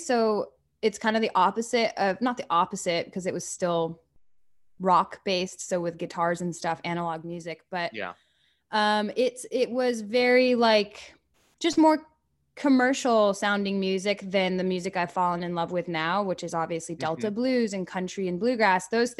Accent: Paris, Île-de-France, France; I really loved growing up in Paris.

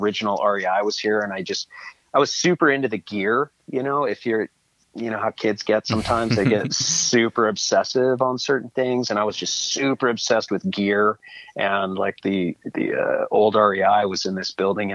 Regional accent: Seattle, Washington, United States; I was born up here in Seattle, born and raised

